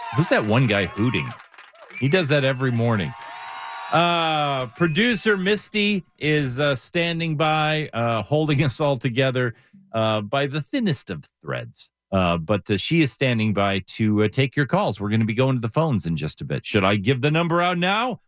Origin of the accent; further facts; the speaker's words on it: Southern California, United States; I grew up in Southern California